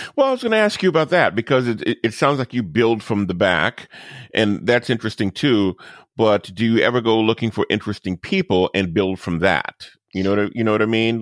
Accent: New Orleans, Louisiana, United States; my hometown of New Orleans

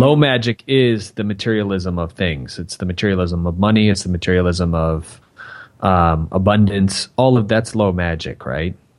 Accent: Michigan, United States; I grew up in Michigan

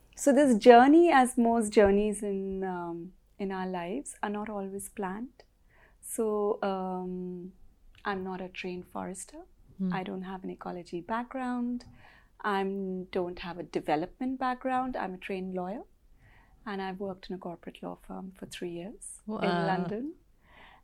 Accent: India; also born or lived in New Delhi / England / Himalayas; I'm from India, and for the past 6 years I've been living in rural Himalayas.

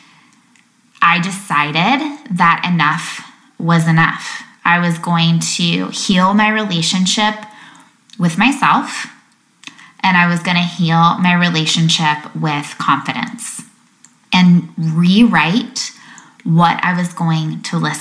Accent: Lake Michigan, Midwest, United States; I remember being little, growing up on Lake Michigan

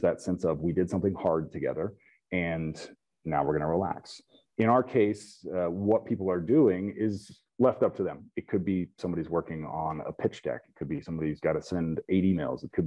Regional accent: Topeka, Kansas, United States; I grew up near Topeka, Kansas

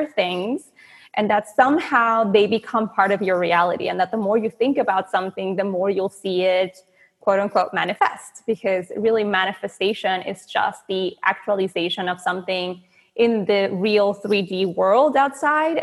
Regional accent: Venezuela; moved away; I'm from Venezuela, and that has been born and raised

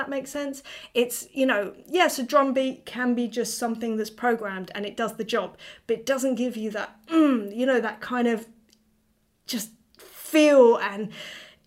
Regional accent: England, United Kingdom; I'm being so English right now

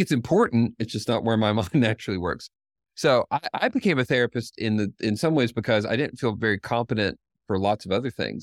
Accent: Knoxville, Tennessee, United States; a seventeen person counseling clinic in Knoxville, Tennessee, which is my hometown

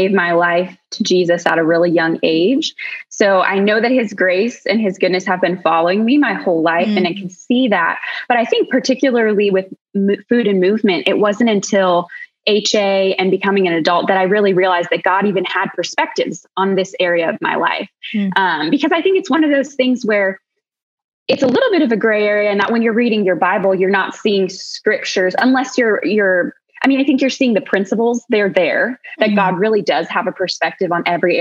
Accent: Colorado, United States; we're from Colorado, which everybody in Colorado just loves to be outside

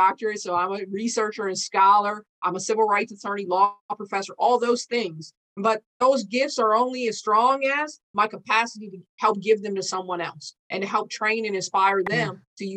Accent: St. Paul, Minnesota, United States; I was born and raised here in St. Paul, Minnesota. My hometown is called Rondo, a historic African-American district.

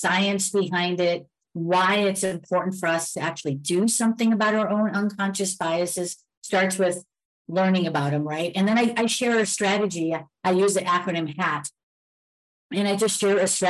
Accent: Elmwood Park, United States; I grew up in a town called Elmwood Park, which was predominantly Italian

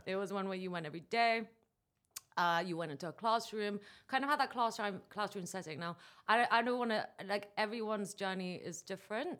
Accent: Dubai, United Arab Emirates; I'm coming to you from Dubai, which is actually my hometown

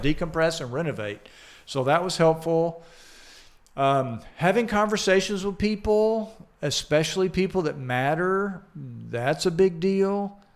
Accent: Atlanta, Georgia, United States; accent: Southern; now in Des Moines, United States; I grew up in Atlanta, Georgia

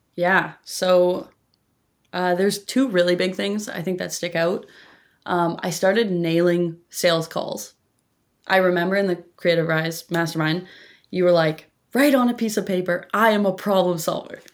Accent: Campbell River, British Columbia, Canada; Campbell River, uh, British Columbia, on the tiny little island that is Vancouver

